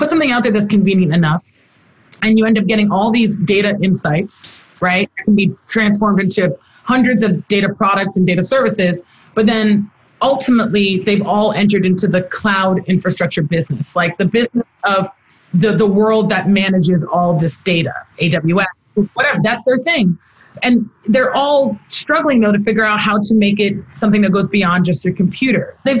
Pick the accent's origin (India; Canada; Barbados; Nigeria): Nigeria; now in United States; because I have the duality of being in the U.S. but also being Nigerian, of seeing firsthand that the status quo is not enough.